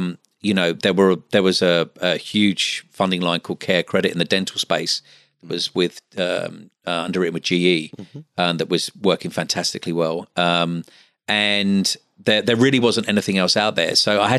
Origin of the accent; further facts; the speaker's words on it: London, United Kingdom; now in Australia; like one of the first plastic surgeons that I spoke to, you know, was also a London boy